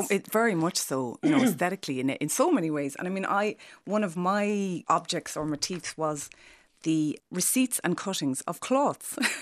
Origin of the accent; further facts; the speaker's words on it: Ireland; also born or lived in London; you're being Irish